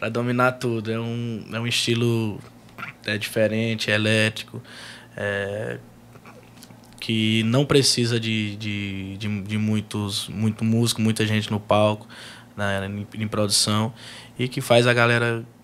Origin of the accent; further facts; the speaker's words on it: Piauí, Brazil; Piauí. É, minha terra querida, meu estado, lugar que eu amo, que eu defendo, que eu abraço, que tem um amor, um carinho enorme.